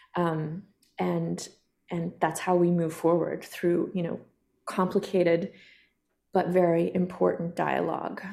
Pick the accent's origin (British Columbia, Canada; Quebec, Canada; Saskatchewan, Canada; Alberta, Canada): Alberta, Canada; Kainai First Nation, southern; I come from Ghana, or the Kainai First Nation, also known as the Blood Reserve in southern Alberta